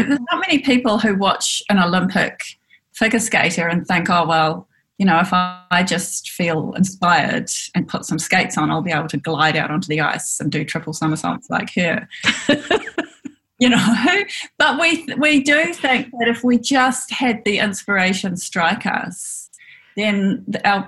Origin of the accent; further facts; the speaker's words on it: Auckland, New Zealand; also born or lived in Port Waikato / Dunedin; I grew up in West Auckland